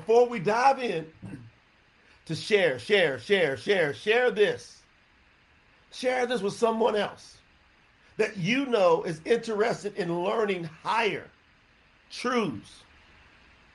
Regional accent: the South, United States; I was raised up in the South

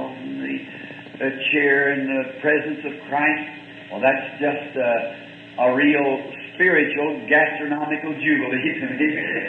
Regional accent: the South, United States; I'm a Southerner

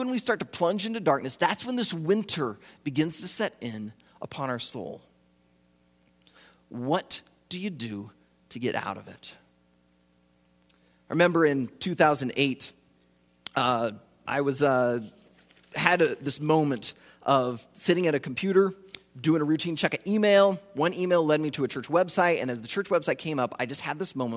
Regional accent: Iowa, United States; I grew up in Iowa, I did ministry in Iowa

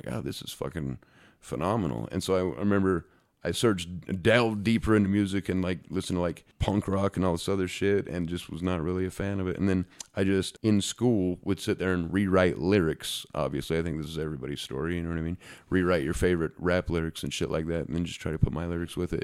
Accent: Ogden, Utah, United States; I'm from Ogden, fucking Utah, the smallest nowhere place in the world

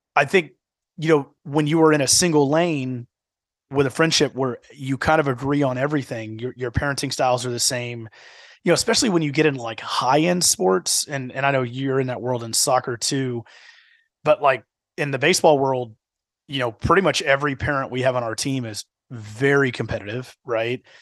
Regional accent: Houston, Texas, United States; now in Dallas-Fort Worth, United States; the D F W market is very different than what I grew up in in the Houston market

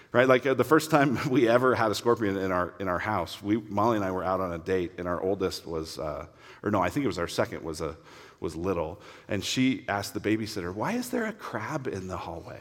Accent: Denver, Colorado, United States; I grew up in Denver

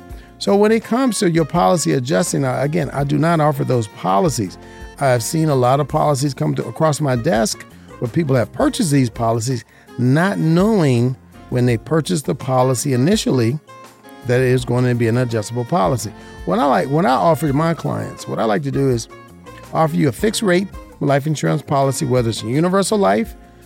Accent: Las Vegas, Nevada, United States; This is my hometown. I was born and raised here

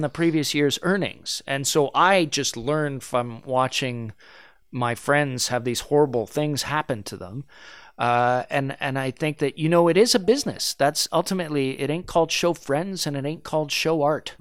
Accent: Canada; first language French; English is a second language; I identify as, uh, French Canadian. That's a big part of who I am

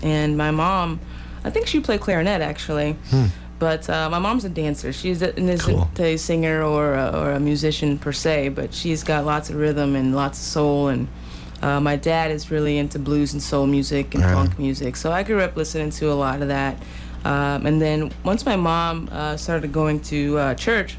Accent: Kansas City, Missouri, United States; born or raised there; moved away as an adult; also born or lived in Lexington, Missouri; now in Columbia, United States

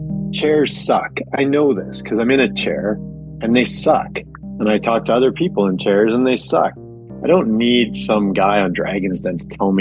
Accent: Calgary, Alberta, Canada; I grew up in Calgary, and I was like a really small kid until high school.

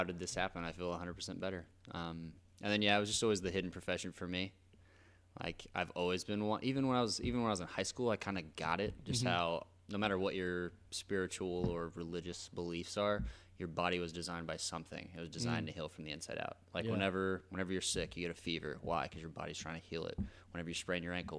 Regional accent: Oakland City, Indiana, United States; I am originally from Oakland City, Indiana.

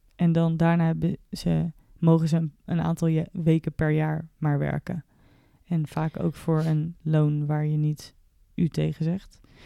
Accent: Netherlands; als Nederlander

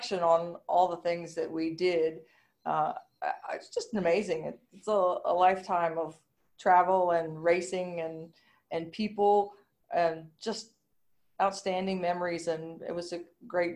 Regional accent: United States; accent: American; now in Australia; My American accent

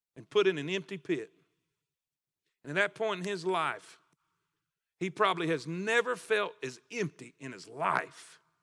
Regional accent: South Florida, United States; I grew up in South Florida

